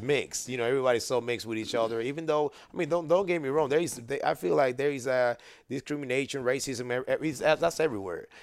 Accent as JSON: {"language": "English", "country": "Panama", "tie": "born or raised there", "moved": "as an adult", "lives_now": "United States", "said": "I grew up in Panama."}